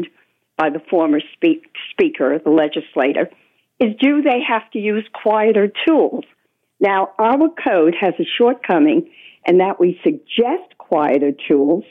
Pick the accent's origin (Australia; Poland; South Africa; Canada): Canada; Toronto, Ontario; now in New York City, United States; I do know Toronto, and yes, it's noisier than when I lived there as a child